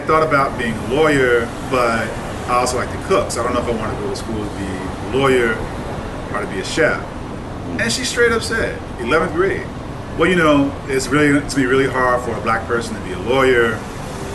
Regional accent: Kansas City, United States; also born or lived in Ohio; I'm from Kansas City

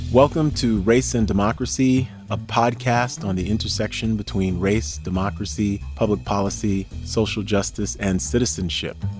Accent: New York City, New York, United States; I grew up in New York City

